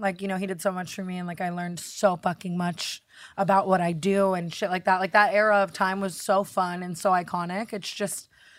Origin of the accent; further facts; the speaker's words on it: Las Vegas, Nevada, United States; I'm from Vegas, grew up very crazily.